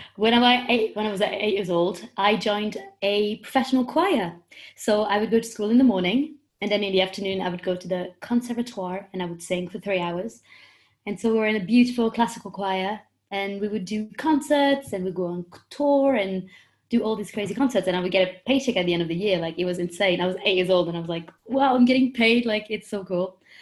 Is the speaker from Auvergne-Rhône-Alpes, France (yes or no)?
no; Paris, Île-de-France, France; English is a second language; moved away as an adult; also born or lived in London; I'm 22 years old and I'm from Paris, in France